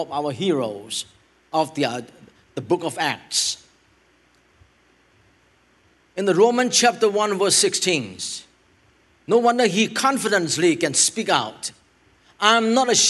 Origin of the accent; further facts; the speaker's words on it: Thailand; I help my homelands over there